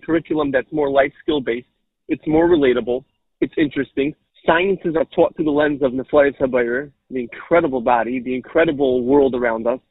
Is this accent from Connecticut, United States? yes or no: no; Cleveland Heights, Ohio, United States; moved away; I grew up in Cleveland, Ohio, Cleveland Heights, Ohio